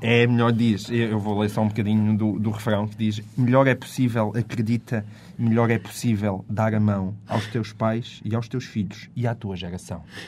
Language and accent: Portuguese; Alentejo, Portugal; eu nasci no Alentejo